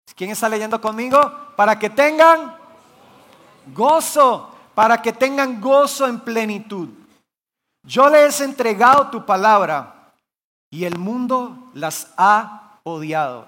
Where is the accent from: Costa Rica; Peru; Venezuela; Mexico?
Costa Rica; Guanacaste; yo soy originario de Guanacaste. Mis papás son pastores allá